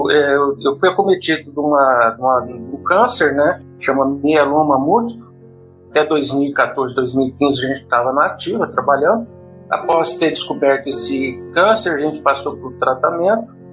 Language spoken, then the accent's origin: Portuguese; General Salgado, São Paulo, Brazil; also born or lived in São José do Rio Preto; now in Goiânia, Brazil; Resido aqui em Goiânia, mas eu sou paulista do interior de São Paulo, nascido em São José do Rio Preto, criado em General Salgado, que é uma cidadezinha próxima ali, cidade de satélite de São José do Rio Preto.